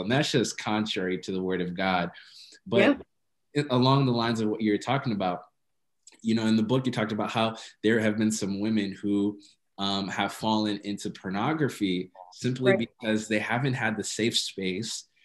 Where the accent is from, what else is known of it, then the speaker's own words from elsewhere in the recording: Ethiopia; I grew up, I'm Ethiopian, and I grew up in the Ethiopian church